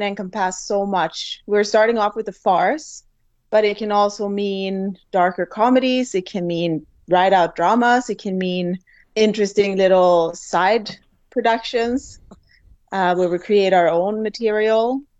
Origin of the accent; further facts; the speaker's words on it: Sweden; moved away as an adult; now in Fort McMurray, Canada; I'm originally from Sweden